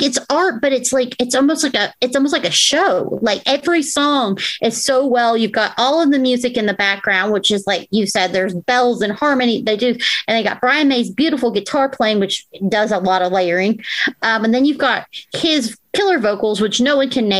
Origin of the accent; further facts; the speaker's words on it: United States; as an American